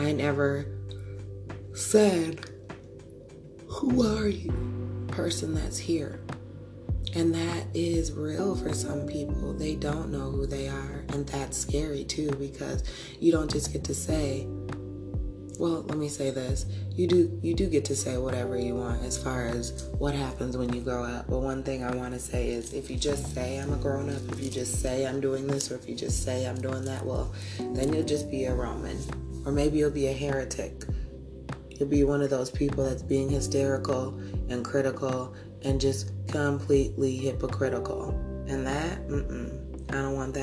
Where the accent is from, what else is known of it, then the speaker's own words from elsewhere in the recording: United States; I'm American too